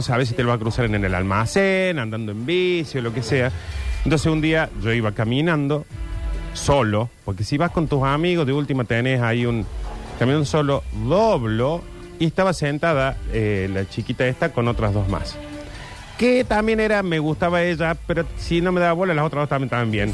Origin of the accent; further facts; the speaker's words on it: Córdoba, Argentina; yo soy cordobés